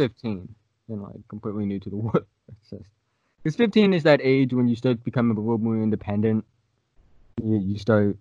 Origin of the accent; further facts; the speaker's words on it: Plymouth, Massachusetts, United States; I'm from Plymouth, Massachusetts